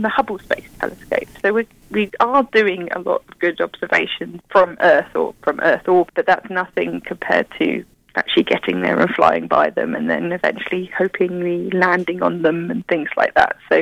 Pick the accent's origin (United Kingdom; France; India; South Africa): United Kingdom; moved away; You probably tell from my accent, I'm from the UK